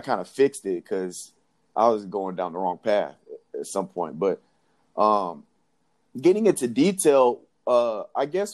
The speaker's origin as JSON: {"language": "English", "town": "Nashville", "region": "Tennessee", "country": "United States", "tie": "born or raised there", "also_born_or_lived": "Jackson, Tennessee", "said": "So I was born in Jackson, Tennessee, which is like right in between Memphis and Nashville. And so I believe in or second grade, sometime along there, we moved to Nashville."}